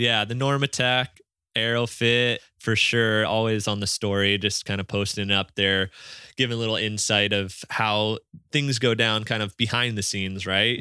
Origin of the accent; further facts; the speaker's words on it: Maui, Hawaii, United States; as kids growing up here